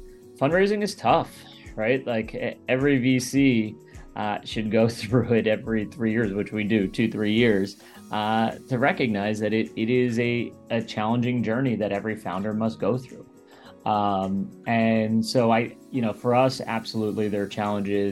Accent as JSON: {"language": "English", "town": "Baltimore", "region": "Maryland", "country": "United States", "tie": "born or raised there", "said": "I grew up in the Baltimore, Maryland area, about 20 minutes outside Baltimore"}